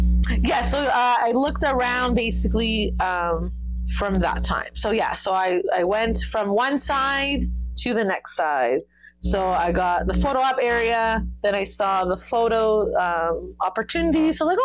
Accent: Toronto, Ontario, Canada; oh, I came from Toronto, Canada to come here to the con.

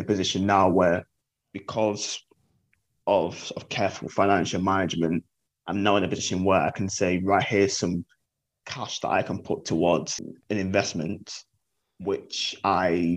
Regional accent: Manchester, North West England, United Kingdom; I'm from Manchester, 30, and I work as a media publicist.

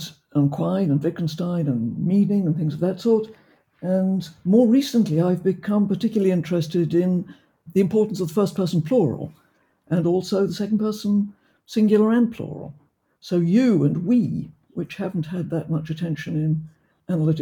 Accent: Oxford, South East England, United Kingdom; I was brought up in Oxford

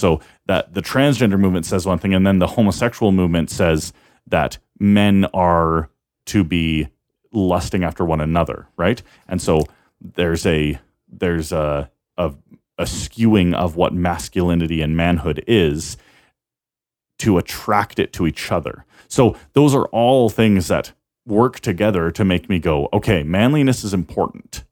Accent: Canada; we're Canadian

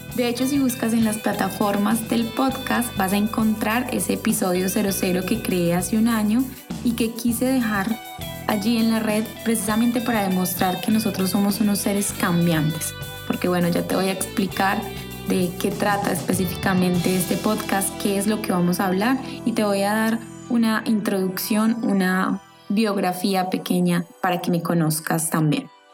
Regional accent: Colombia; moved away as an adult; now in France; estoy creando nuevas bases en un país diferente al que nací. Yo soy colombiana y estoy viviendo en Francia.

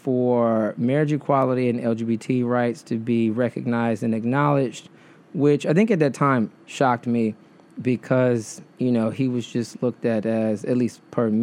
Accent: Detroit, Michigan, United States; now in New York, United States; Michigan, which is where I'm originally from. I was born and raised in Detroit.

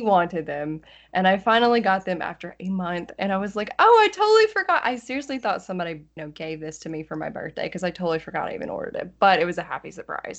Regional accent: West Tennessee, United States; accent: Southern; also born or lived in Nashville; I'm actually from West Tennessee, and that's like right next to Missouri and Arkansas

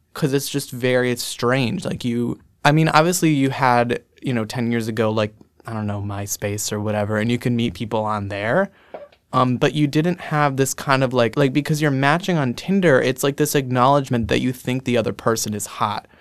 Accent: Scranton, Pennsylvania, United States; accent: Scranton; I'm from Scranton, Pennsylvania

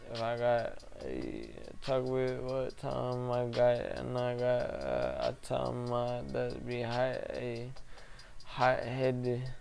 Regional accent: St. Louis, Missouri, United States; I'm from St. Louis. My mother's from Cali, got that Western influence.

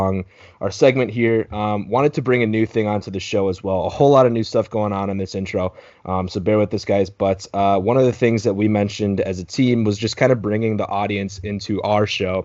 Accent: Midwest, United States; we grew up in the Midwest

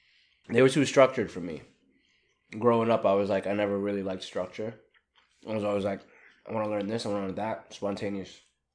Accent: Staten Island, New York, United States; I grew up in Staten Island.

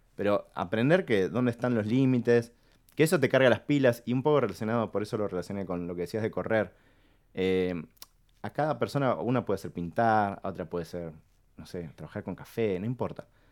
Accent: Argentina; somos latinos, somos argentinos

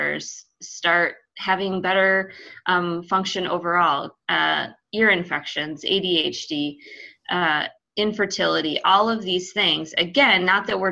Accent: Iowa, United States; I grew up in Iowa

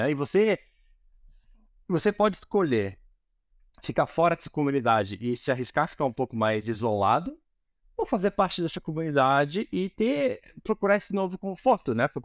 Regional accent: Manaus, Amazonas, Brazil; born there; also born or lived in Curitiba / United States; eu nasci em Manaus, né? Eu sempre me senti um alienígena, né? Então, assim, eu sempre fui pra Curitiba. Eu morava em Curitiba, ou nos Estados Unidos, agora eu moro aqui e tal.

